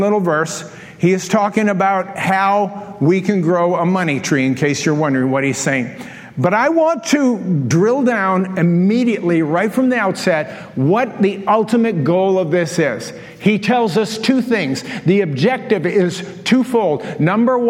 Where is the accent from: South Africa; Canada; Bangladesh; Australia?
Canada; I'm from Canada